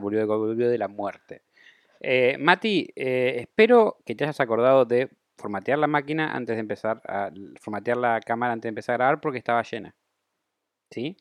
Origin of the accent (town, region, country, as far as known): Argentina